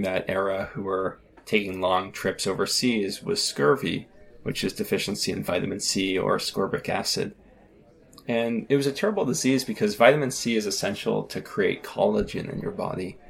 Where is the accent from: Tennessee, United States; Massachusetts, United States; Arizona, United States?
Massachusetts, United States; south of Boston, South Shore of; I grew up south of Boston, not too far from where the Pilgrims came to Plymouth Rock on the South Shore of Massachusetts.